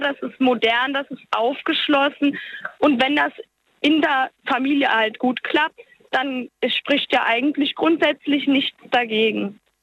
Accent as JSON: {"language": "German", "town": "Walbach", "region": "Rhineland-Palatinate", "country": "Germany", "said": "ich komme aus Walbach. Das ist so ein ganz kleines Kaff im Hunsrück."}